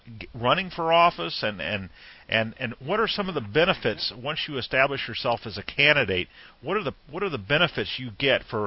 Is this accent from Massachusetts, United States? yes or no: no; Missouri, United States; I'm from Missouri